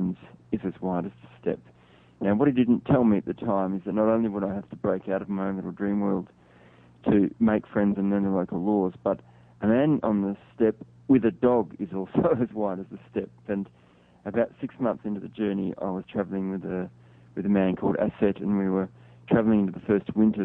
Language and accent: English; Australia; as a Westerner, as an Australian